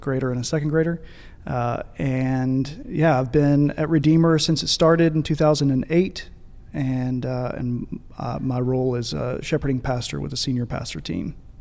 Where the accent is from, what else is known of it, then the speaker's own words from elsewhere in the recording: Paducah, Kentucky, United States; moved away as an adult; now in Birmingham, United States; We both grew up in Paducah, Kentucky